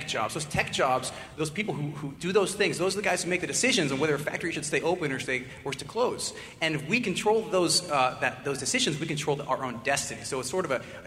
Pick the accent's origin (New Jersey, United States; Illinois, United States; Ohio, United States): Ohio, United States; Warren; moved away; I am from Warren, Ohio, as you guys all know. The last time I was here, I think, was my graduation. We walked across the stage for Warren G. Harding